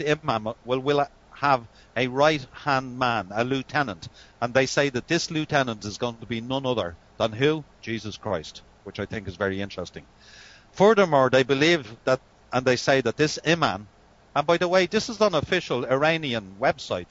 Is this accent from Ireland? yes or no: yes; Ireland; we're Irish